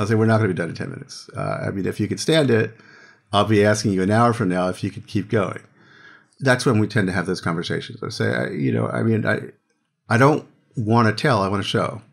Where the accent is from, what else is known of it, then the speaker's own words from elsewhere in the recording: Philadelphia, Pennsylvania, United States; I grew up in Philadelphia